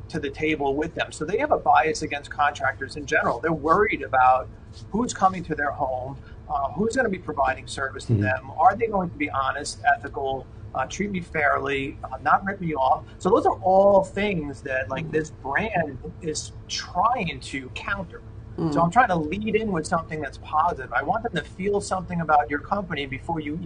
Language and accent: English; Jersey Shore, New Jersey, United States; We grew up on the Jersey Shore